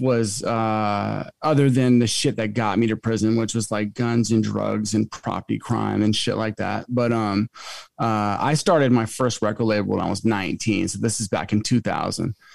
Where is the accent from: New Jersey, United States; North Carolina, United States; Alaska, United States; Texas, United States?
Alaska, United States; moved away as an adult; also born or lived in Manhattan / Marina Del Rey; Alaska is my home state